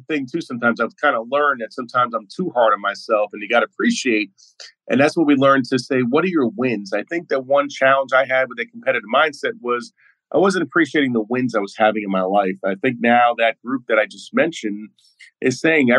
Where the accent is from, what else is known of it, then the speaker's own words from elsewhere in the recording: New York City, New York, United States; I'm from Brooklyn, New York, Flatbush, and tough Irish family